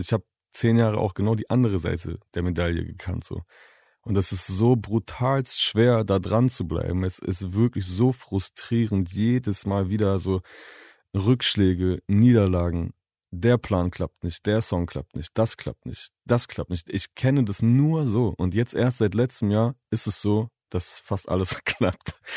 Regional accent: Bielefeld, North Rhine-Westphalia, Germany; also born or lived in Leopoldshöhe; Ich bin in Bielefeld geboren und aufgewachsen, aber ich bin in und um herum Bielefeld bestimmt 15 Mal umgezogen oder so.

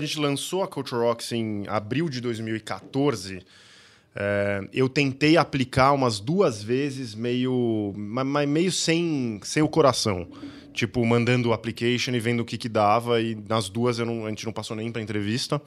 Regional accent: Campinas, São Paulo, Brazil; eu sou nascido em Campinas, cheguei lá, fiz faculdade aqui, era um pequeno caipira lá

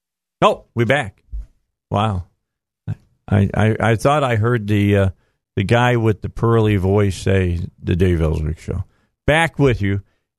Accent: Indiana, United States; moved away; Hey, I'm from Indiana.

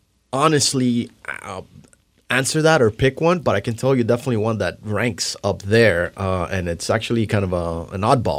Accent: Miami, Florida, United States; moved away as an adult; now in Seattle, United States; So I am originally from Florida, Miami, mm-hmm. Florida. That 305.

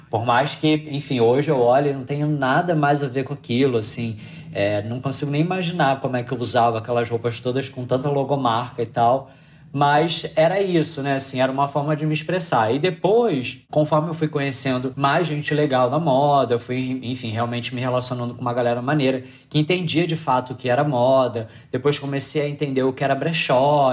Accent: Rio de Janeiro, Brazil; eu sou do Rio

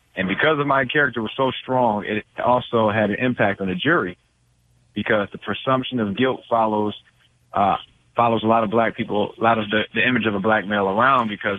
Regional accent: Detroit, Michigan, United States; I grew up in Detroit

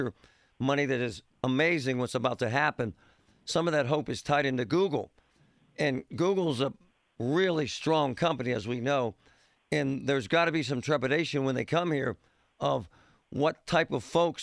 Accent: Pittsburgh, Pennsylvania, United States; I'm proud of Pittsburgh. I grew up in Groovy Side

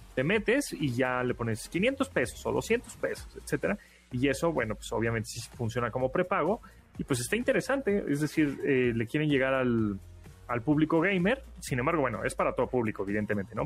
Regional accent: Mexico

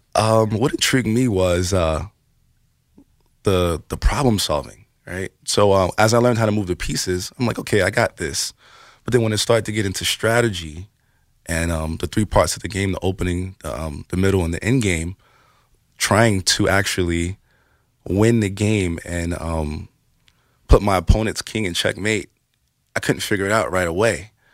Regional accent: New York City, New York, United States; we're from the Bronx

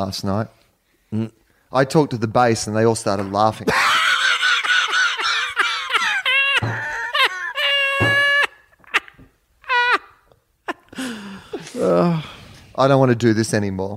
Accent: Australia; moved away; I'm from Australia

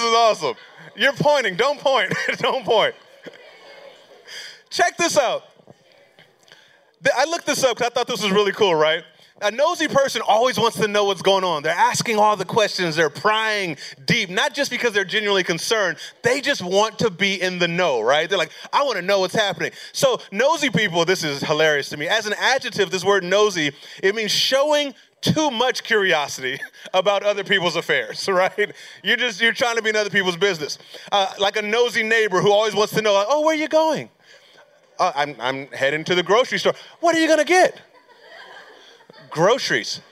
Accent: Pomona, California, United States; now in Concord, North Carolina, United States; I'm actually from California, born and raised in California. I was actually born in this place called Pomona, California.

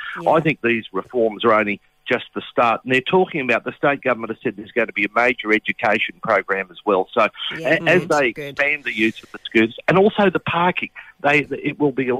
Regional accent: Brisbane, Queensland, Australia; when I was a kid growing up in Brisbane

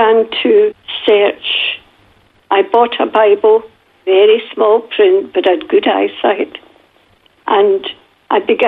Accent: Glasgow, Scotland, United Kingdom; accent: Northern Scottish; now in Jamisontown, Australia; when I went back to school in Glasgow, my accent was so bad that the other children would laugh at me

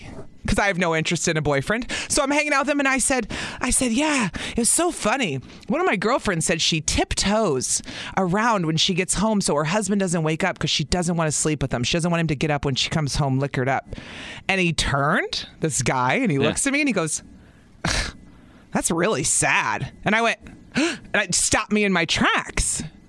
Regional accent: Illinois, United States; moved away; I grew up in Illinois.

